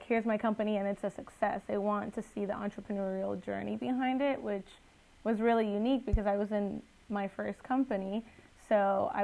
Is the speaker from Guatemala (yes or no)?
yes; Guatemala; now in United States; I'm originally from Guatemala